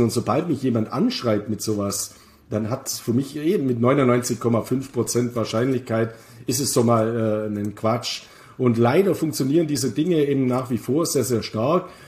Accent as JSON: {"language": "German", "region": "Bavaria", "country": "Germany", "tie": "born or raised there", "said": "meine Heimat Bayern"}